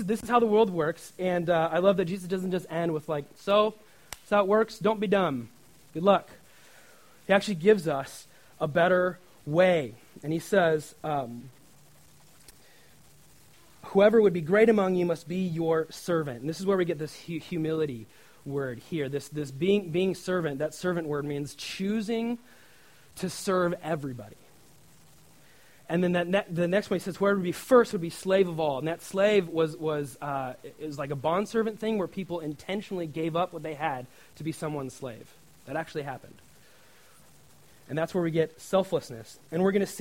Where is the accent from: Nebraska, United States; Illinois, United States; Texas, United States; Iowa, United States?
Nebraska, United States; in my home state of Nebraska